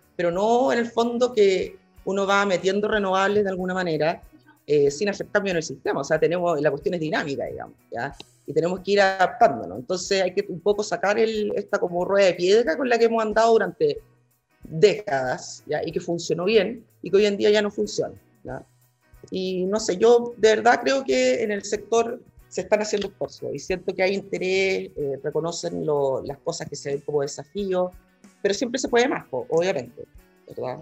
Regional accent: Chile

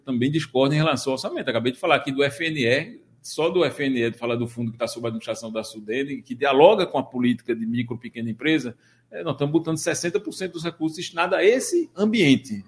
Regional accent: Surubim, Pernambuco, Brazil; also born or lived in Recife; Eu sou, eu sou, natural do Agreste pernambucano, eu sou filho de Surubim

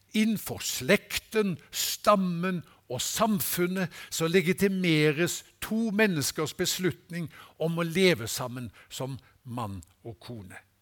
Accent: Haugesund, Rogaland, Norway; moved away; Hjemme i Haugesund

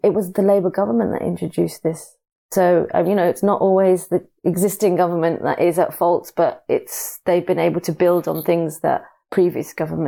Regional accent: United Kingdom; born there; I'm born British, but I have Pakistani heritage through my parents.

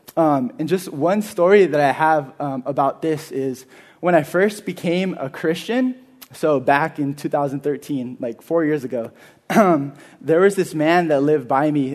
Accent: Carpinteria, California, United States; I'm from here. I'm from Carpinteria. I'm a local. I went to Carpinteria High School

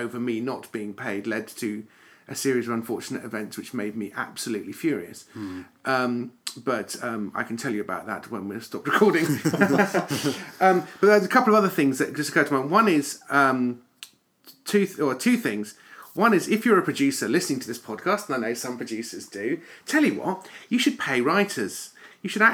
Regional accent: United Kingdom; if we're British

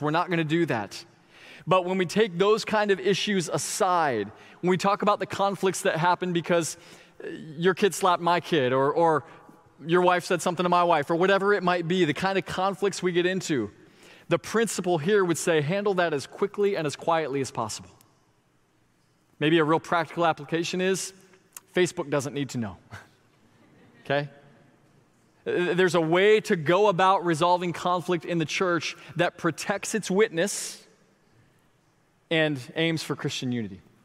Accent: Florida, United States; my hometown

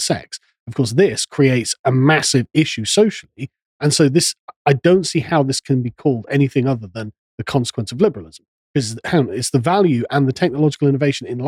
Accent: England, United Kingdom; I'm an Englishman

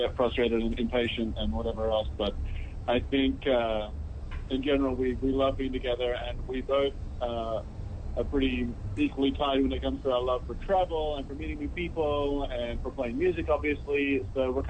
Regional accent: Australia; moved away as an adult; also born or lived in Long Beach, California; now in Philadelphia, United States; I'm the Australian

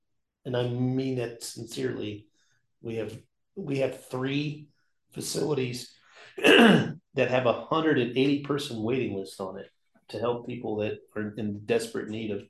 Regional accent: Oklahoma, United States; growing up in Oklahoma

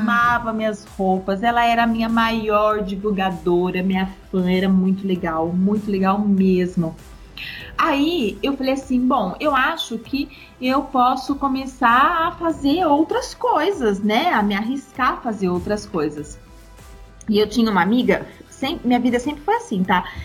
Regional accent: Matão, São Paulo, Brazil; moved away as an adult; also born or lived in Fortaleza, Ceará; Eu sou de Matão, do interior de São Paulo.

